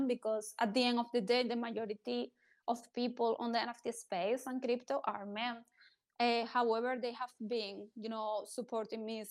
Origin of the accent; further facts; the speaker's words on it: Spain; I'm coming from Spain